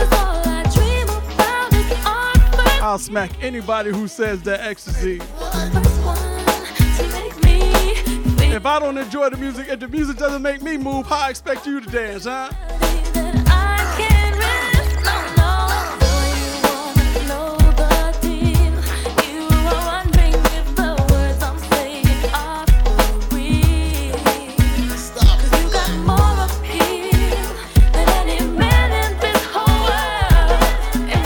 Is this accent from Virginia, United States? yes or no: yes; Virginia, United States; now in California, United States; Born and raised in Virginia